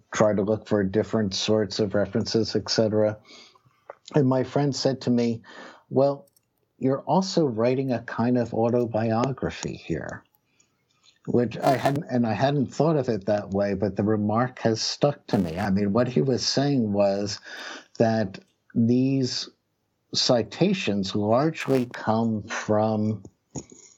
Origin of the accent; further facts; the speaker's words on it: Philadelphia, Pennsylvania, United States; also born or lived in New Jersey; growing up in Philadelphia and New Jersey in the 1970s